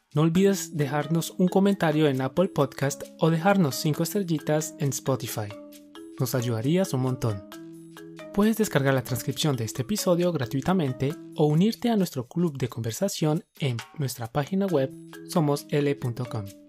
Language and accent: Spanish; Colombia; Somos dos profes colombianos